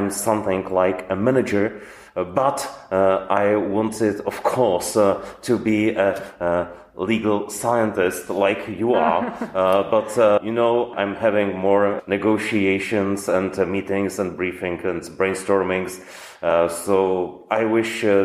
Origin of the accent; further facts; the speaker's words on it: Brno, South Moravian Region, Czechia; also born or lived in Prague; now in Brno, Czech Republic; as I was born in Brno and my family is in Brno, I wanted to come back to Brno.